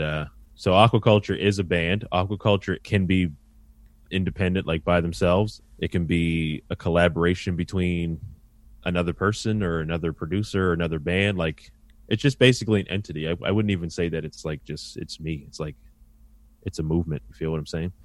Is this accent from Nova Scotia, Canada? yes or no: yes; Halifax, Nova Scotia, Canada; also born or lived in North End, Halifax; I grew up in Spryfield, Nova Scotia, uh, really tight-knit community